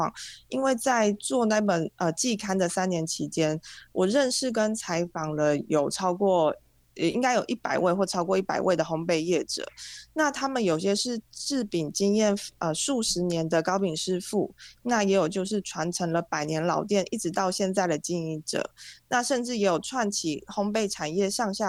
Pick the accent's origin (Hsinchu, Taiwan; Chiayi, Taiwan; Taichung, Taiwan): Taichung, Taiwan; 我是百分之百，就是一百 percent 的台中人，因为我从出生到现在，然后不管是求学或是工作阶段，我其实都没有离开过台中，就是有点 有点久了啦，就是一直都在台中